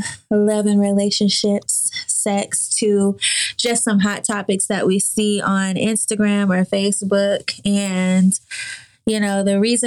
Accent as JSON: {"language": "English", "town": "Lubbock", "region": "Texas", "country": "United States", "moved": "yes", "lives_now": "Atlanta, United States", "said": "I'm from Texas"}